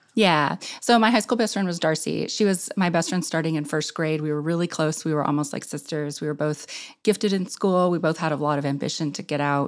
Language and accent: English; Clinton, Arkansas, United States; moved away as an adult; my hometown, Clinton, Arkansas, which is on the southern edge of the Ozarks